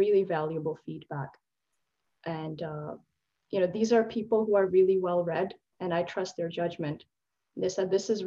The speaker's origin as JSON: {"language": "English", "country": "Pakistan", "said": "being a Pakistani and a South Asian woman"}